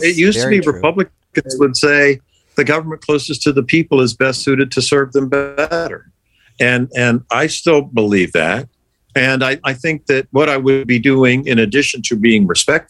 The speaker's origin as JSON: {"language": "English", "town": "St. Petersburg", "region": "Florida", "country": "United States", "tie": "born or raised there", "also_born_or_lived": "Pennsylvania / Altoona", "said": "growing up in St. Pete was wonderful"}